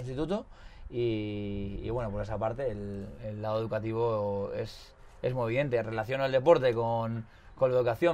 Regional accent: Hondarribia, Basque Country, Spain; now in Pamplona, Spain; vivo en Iruña, pero soy de Ondarribi

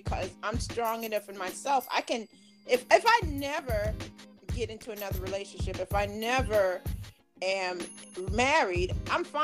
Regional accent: New York, United States; also born or lived in Maryland / North Carolina; now in Charlotte, United States; I'm from New York, but I lived in Maryland for a few years

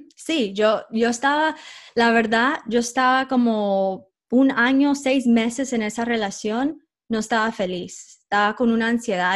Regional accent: United States; yo como nací en los Estados Unidos

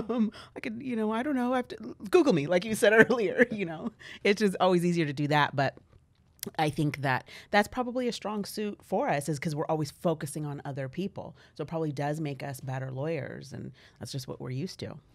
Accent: Valley Center, California, United States; I was born here

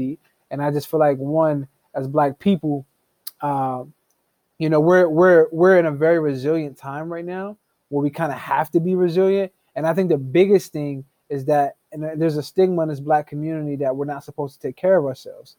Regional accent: Harrisburg, Pennsylvania, United States; now in Illinois, United States; I am originally from Harrisburg, Pennsylvania

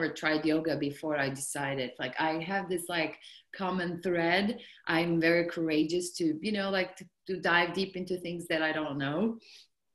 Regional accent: south coast of Turkey, Turkey; moved away as an adult; now in United States; I'm from Turkey, so south coast of Turkey, and then I finished university

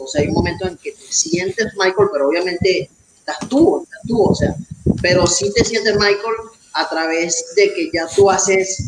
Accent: Valencia, Carabobo, Venezuela; moved away as an adult; now in Mexico; yo soy de Venezuela, eh, Valencia, Estado Carabobo. Este, ya tengo tres años aquí en México

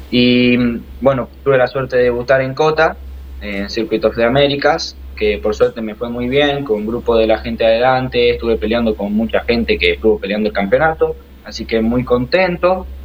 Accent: Rosario, Santa Fe, Argentina; born there; En Rosario.

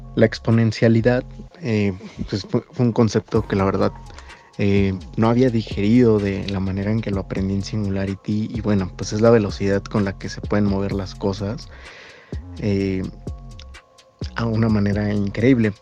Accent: Mexico; nosotros como mexicanos

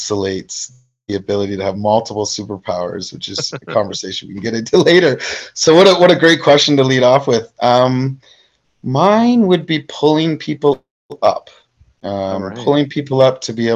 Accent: Canada; I'm a big Canadian

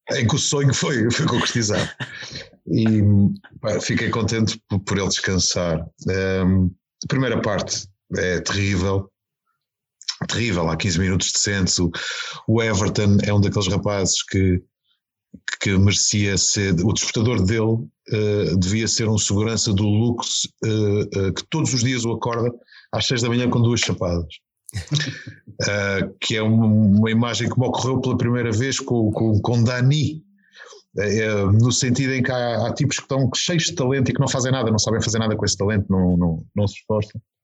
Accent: Azores, Portugal; eu sou soriano

